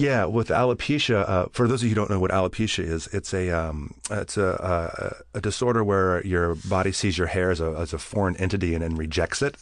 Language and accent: English; Bakersfield, California, United States; I grew up in Bakersfield